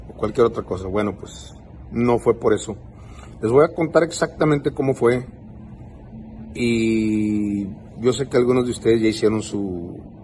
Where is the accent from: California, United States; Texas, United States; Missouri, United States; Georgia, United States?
Texas, United States; yo vivo en Estados Unidos, nacido en Estados Unidos